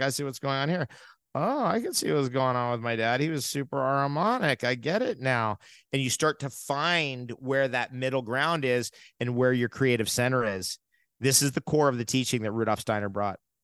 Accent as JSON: {"language": "English", "country": "United States", "moved": "yes", "said": "I'm originally from New York and New, and New, Jersey"}